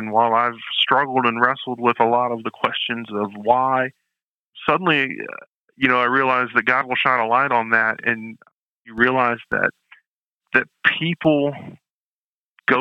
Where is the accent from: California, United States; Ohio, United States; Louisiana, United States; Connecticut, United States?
Ohio, United States; Canton; moved away; I'm from Canton, Ohio, originally home of the Pro Football Hall of Fame.